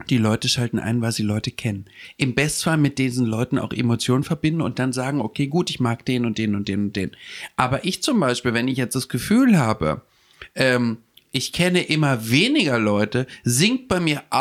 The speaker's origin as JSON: {"language": "German", "region": "Hamburg", "country": "Germany", "said": "ich komme von aus Hamburg, mh, hm, von der Reeperbahn äh, und so."}